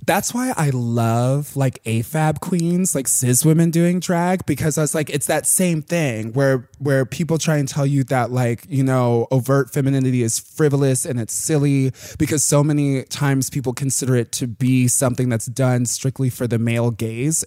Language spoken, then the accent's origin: English; Plainfield, Illinois, United States; like a hour southwest of the city, um, in this little town called Plainfield.